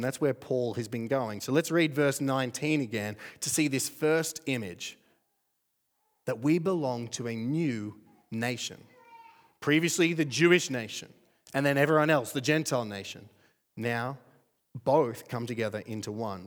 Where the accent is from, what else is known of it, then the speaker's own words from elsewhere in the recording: Australia; I'm from Australia too.